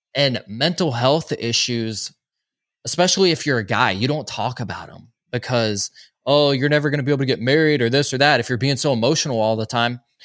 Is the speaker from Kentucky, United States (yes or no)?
no; Social Circle, Georgia, United States; I grew up in a little town called Social Circle, Georgia